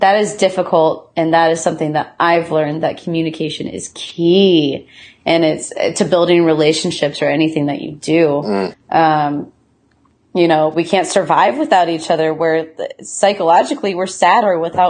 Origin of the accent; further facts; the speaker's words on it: Midwest, United States; also born or lived in Athens, Ohio; now in Seattle, United States; Growing up in the Midwest